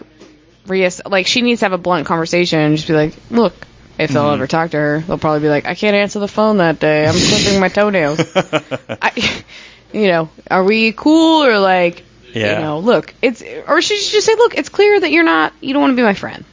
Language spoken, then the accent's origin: English; the South, United States; we're from the South